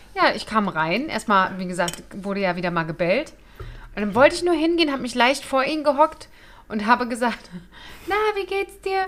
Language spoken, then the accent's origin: German; Germany; als Deutsche